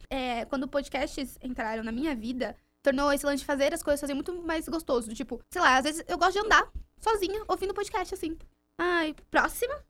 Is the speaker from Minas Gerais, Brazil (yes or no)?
no; Juquitiba, São Paulo, Brazil; eu fui criada em Juquitiba, mato